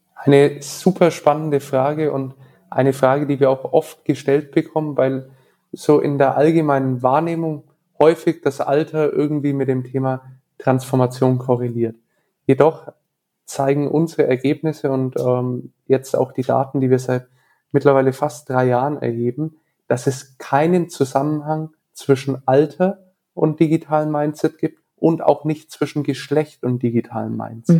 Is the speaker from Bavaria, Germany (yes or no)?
yes; Nuremberg, Bavaria, Germany; Ich bin in Nürnberg geboren, aufgewachsen